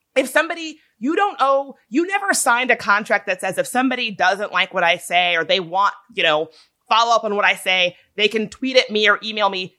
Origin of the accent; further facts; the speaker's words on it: Midlothian, Virginia, United States; moved away; when I was a young kid growing up in Midlothian, Virginia